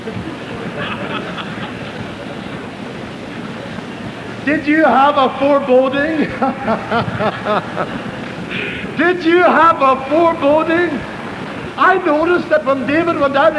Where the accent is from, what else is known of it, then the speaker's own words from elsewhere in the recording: Ireland; moved away; I was raised in Roman Catholic Ireland